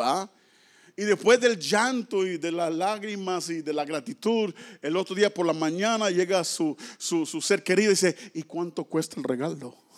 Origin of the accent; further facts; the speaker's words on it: Mexico; moved away; allá en mi tierra los mexicanos dicen, si Diosito quiere